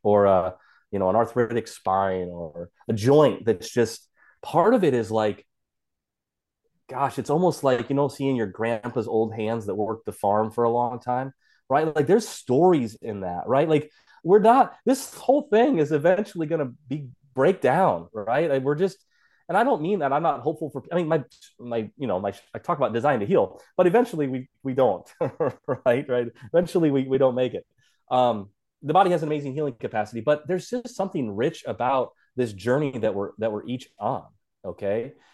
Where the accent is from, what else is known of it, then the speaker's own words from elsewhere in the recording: South Dakota, United States; I'm from South Dakota, this kinda small, you know, small state